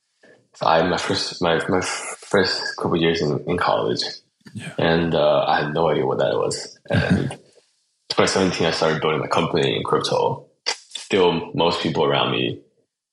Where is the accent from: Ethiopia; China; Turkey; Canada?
China; Chongqing; moved away; also born or lived in Virginia, United States / Berkeley, California, United States; I grew up mostly in China, Chongqing, the city that I was born. And I did spend some time in Virginia when I was a kid.